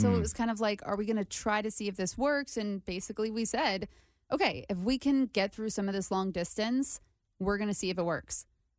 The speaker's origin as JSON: {"language": "English", "region": "Connecticut", "country": "United States", "moved": "yes", "said": "I'm from Connecticut."}